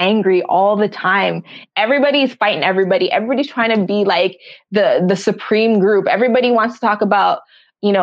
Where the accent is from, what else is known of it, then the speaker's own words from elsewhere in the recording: Jamaica; I'm Jamaican